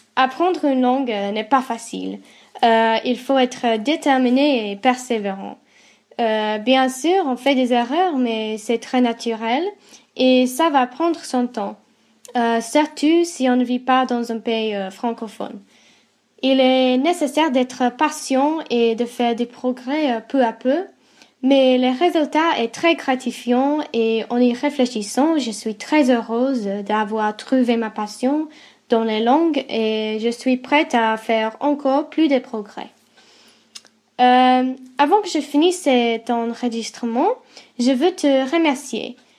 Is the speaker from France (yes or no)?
no; England, United Kingdom; French is a second language; j'ai été élevée en Angleterre